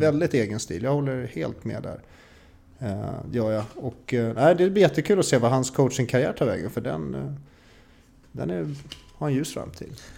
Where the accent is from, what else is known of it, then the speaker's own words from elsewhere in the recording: Stockholm, Stockholm County, Sweden; Som stockholmare